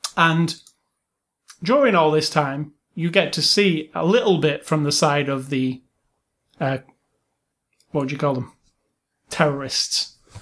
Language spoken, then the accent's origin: English; England, United Kingdom; I'm English